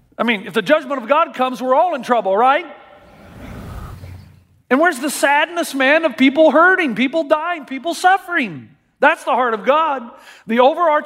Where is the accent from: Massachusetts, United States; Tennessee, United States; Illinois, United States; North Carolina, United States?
Tennessee, United States; I grew up in Tennessee